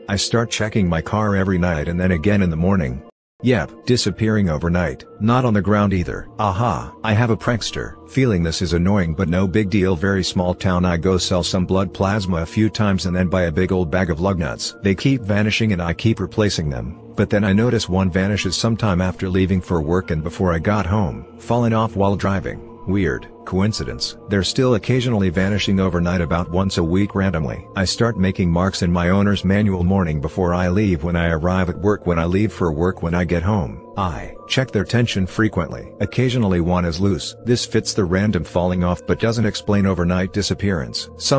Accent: Kyrgyzstan; English is a second language; I was 12 years old in my home country in Kyrgyzstan, and I was at my maternal grandma's house.

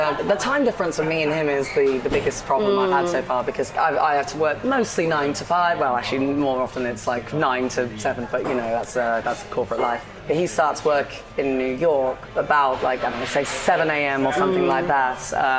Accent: West Midlands, United Kingdom; accent: Brummie; I grew up just south of Birmingham.

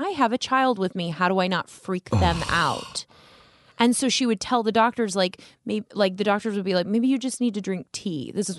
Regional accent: Las Vegas, Nevada, United States; I'm from Las Vegas, born and raised.

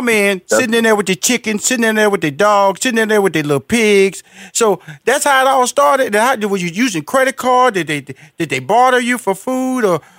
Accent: Houston, Texas, United States; because I am a country boy. I'm from Houston, Texas, Fifth Ward.

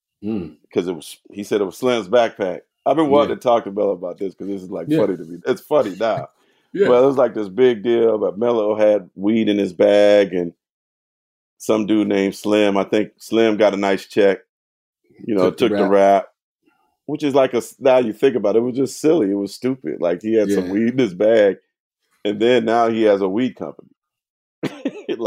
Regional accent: the Bay Area, California, United States; also born or lived in New Orleans; I'm from the Bay.

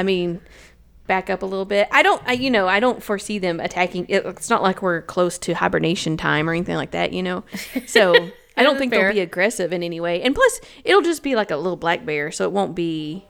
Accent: Tennessee, United States; I'm from Tennessee. This is not hiking.

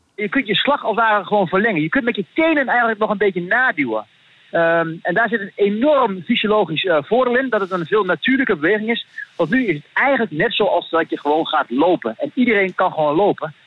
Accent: Netherlands; ik kom uit Nederland

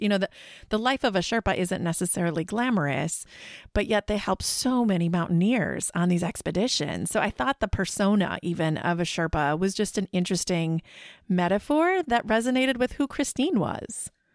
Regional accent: Midwest, United States; we're both from the Midwest

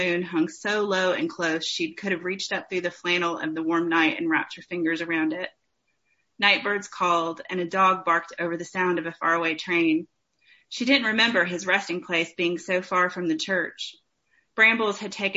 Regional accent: East Tennessee, United States; I'm from East Tennessee, so Appalachian kind of bent

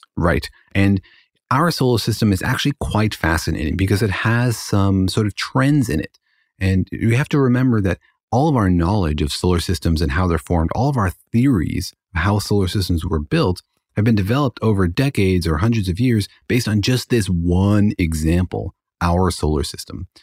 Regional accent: Los Alamos, New Mexico, United States; now in Irvine, United States; I grew up in Los Alamos

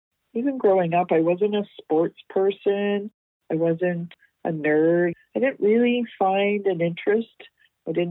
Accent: Toronto, Ontario, Canada; moved away as an adult; also born or lived in Vancouver, British Columbia; I was born and raised in Toronto, Ontario.

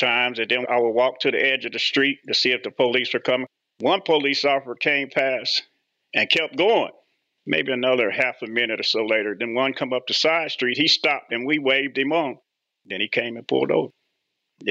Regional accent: Indianapolis, Indiana, United States; moved away as an adult; also born or lived in Elkhart, Indiana; I grew up in Indianapolis, went to George Washington High School

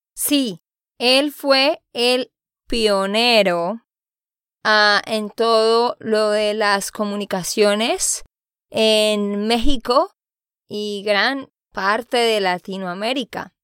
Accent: Santander, Colombia; de Santander, Colombia

